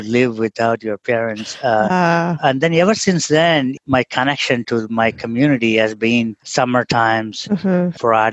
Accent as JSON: {"language": "English", "region": "Tamil Nadu", "country": "India", "tie": "born or raised there", "also_born_or_lived": "Trichy, India / Indiana, United States / Atlanta, United States / Albuquerque, United States", "second_language": "English", "moved": "as an adult", "lives_now": "Oregon, United States", "said": "I grew up in India's version of Kyoto, which is basically thousands of temples around, surrounded by paddy fields, silk weavers, that kind of a town environment"}